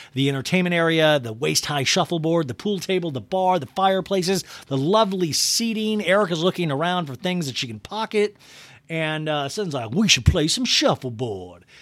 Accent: Kansas, United States; I grew up in Kansas, and, like, I was in charge of shoveling the driveway

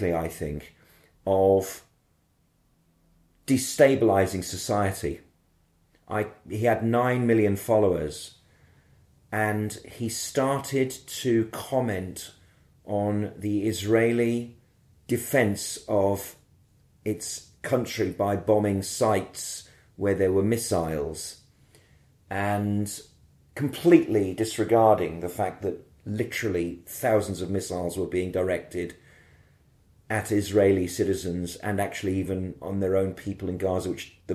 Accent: Birmingham, West Midlands, United Kingdom; being a Brummie

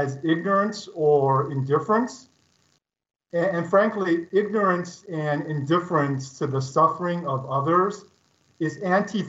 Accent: Los Angeles, California, United States; also born or lived in China; as a Chinese immigrant kid growing up in Los Angeles during the 1970s

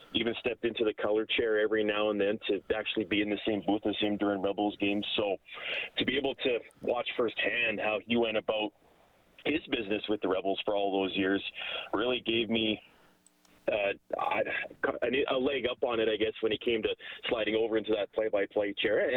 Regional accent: Lacombe, Alberta, Canada; also born or lived in Calgary; in Lacombe, which is essentially my hometown

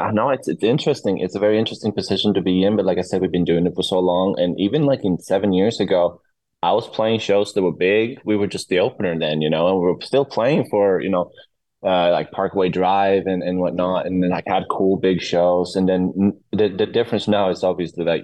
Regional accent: Sweden; moved away as an adult; now in Los Angeles, United States; I'm from Sweden. My roots are in Sweden.

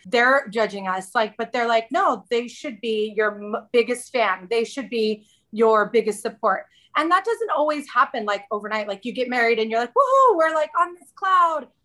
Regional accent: Southern California, United States; moved away as an adult; also born or lived in central Arizona; now in Arizona, United States; we moved from Southern California, uh, the place where I was born and raised, and knew every nook and cranny of my city, to central Arizona

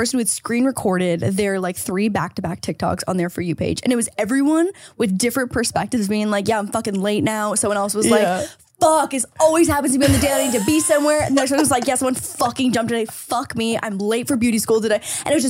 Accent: Niagara Falls, Ontario, Canada; Niagara Falls area. Oh my God, and then obsessed. I went to school in Toronto.

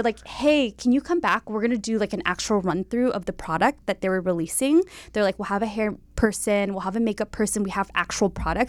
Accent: Bay Area, California, United States; also born or lived in San Diego; Yes, I'm from the Bay Area.

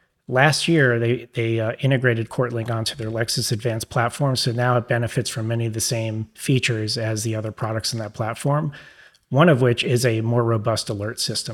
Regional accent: New York, United States; accent: New York; It might be my New York accent.

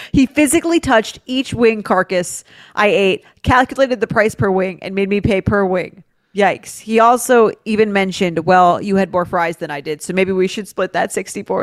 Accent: New York City, New York, United States; I'm from New York City. I'm in grad school for in the Midwest

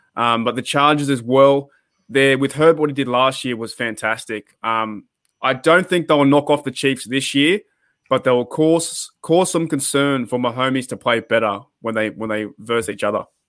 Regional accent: Australia; me growing up in Australia

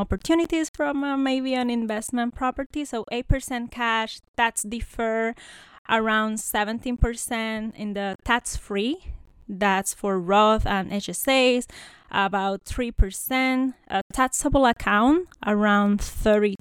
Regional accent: Puerto Rico; moved away as an adult; now in United States; I'm a Puerto Rican. So I have a background more like into the academia. I grew up in Puerto Rico, studied there, did my bachelor

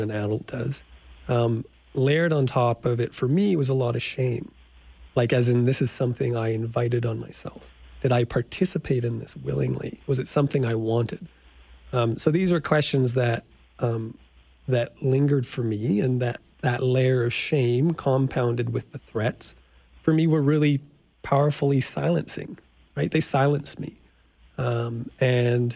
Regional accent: Saskatoon, Saskatchewan, Canada; I grew up in Saskatoon

